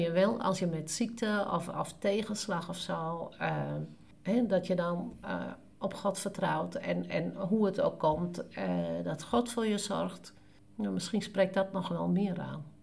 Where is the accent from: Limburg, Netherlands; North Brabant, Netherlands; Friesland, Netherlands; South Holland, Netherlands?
Friesland, Netherlands; ons als Noorderling, eh, als Fries